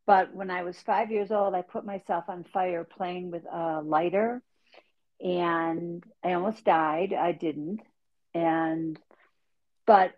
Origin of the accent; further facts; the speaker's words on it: Buffalo, New York, United States; accent: Buffalo; moved away; I grew up in Buffalo, New York